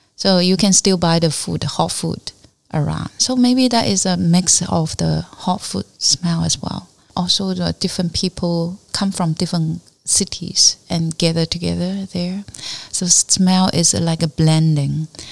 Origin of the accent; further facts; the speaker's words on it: Fuding, Fujian, China; English is a second language; also born or lived in Fuzhou; now in Hong Kong; my hometown, but not really uh, Fuding